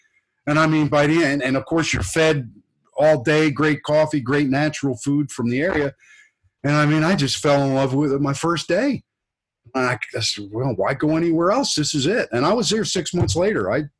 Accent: New York, United States; also born or lived in New Hampshire / Pennsylvania / Florida; You know, I'm from New York and in New Hampshire and Pennsylvania, so Costa Rica is a little bit off my radar.

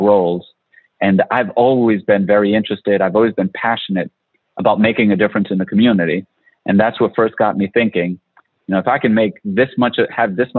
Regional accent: Providence, Rhode Island, United States; I grew up in Providence

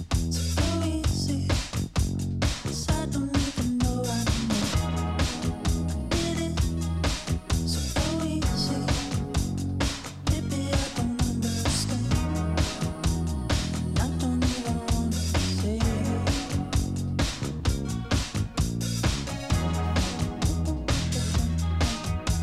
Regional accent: Ohio, United States; moved away as an adult; now in Los Angeles, United States; I go into Midwestern mode because I'm from Ohio.

